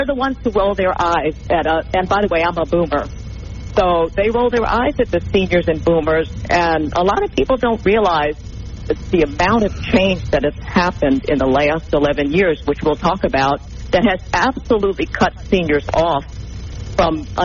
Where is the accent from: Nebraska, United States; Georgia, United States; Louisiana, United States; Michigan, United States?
Louisiana, United States; New Orleans; I come from New Orleans, and we have a concept called LANYAP